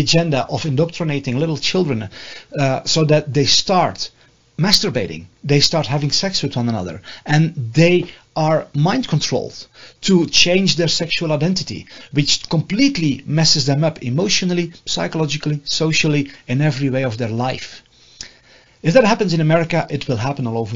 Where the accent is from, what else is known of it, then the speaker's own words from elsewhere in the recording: Netherlands; moved away as an adult; now in United States; I'm from the Netherlands